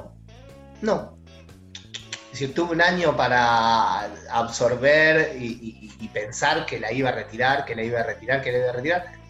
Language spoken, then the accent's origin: Spanish; Buenos Aires, Argentina; also born or lived in Congreso, Buenos Aires; de Floresta